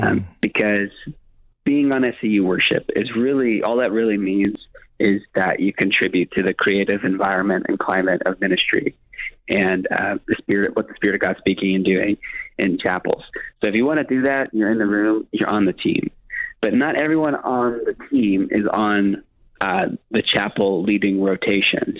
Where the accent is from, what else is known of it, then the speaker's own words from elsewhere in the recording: Miami, Florida, United States; I'm from Miami